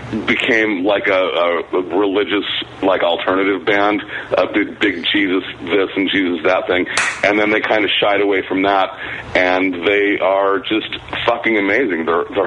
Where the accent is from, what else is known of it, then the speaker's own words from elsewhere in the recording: Las Vegas, Nevada, United States; I'm from Las Vegas.